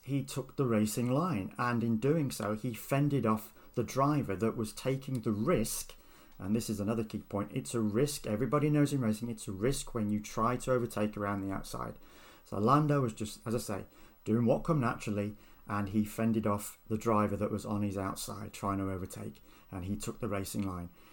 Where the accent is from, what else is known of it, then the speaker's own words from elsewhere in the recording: United Kingdom; I am British